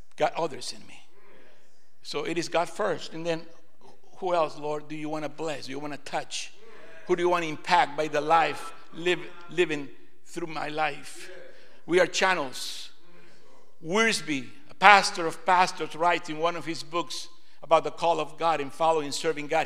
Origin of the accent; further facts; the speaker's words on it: Lima, Peru; now in United States; I was born in Lima, Peru, South America